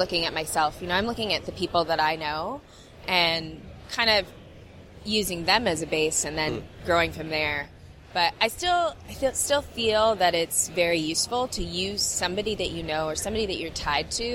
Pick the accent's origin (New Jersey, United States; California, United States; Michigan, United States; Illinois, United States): California, United States; Southern; also born or lived in India; we grew up in Southern California in a humongous Indian community.